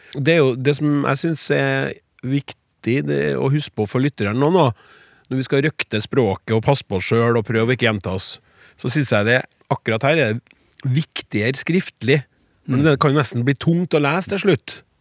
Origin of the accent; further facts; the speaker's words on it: Trøndelag, Norway; vi trøndere